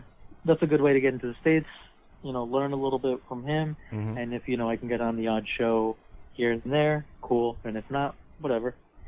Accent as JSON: {"language": "English", "country": "Canada", "tie": "born or raised there", "also_born_or_lived": "Mexico", "said": "I was 4, so, like, I'm more Canadian than I am Mexican at this point."}